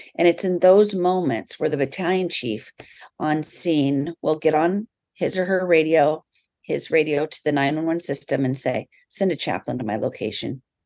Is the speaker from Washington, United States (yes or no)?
yes; South Snohomish County, Washington, United States; also born or lived in California / Aviano, Italy; I grew up actually right here in South Snohomish County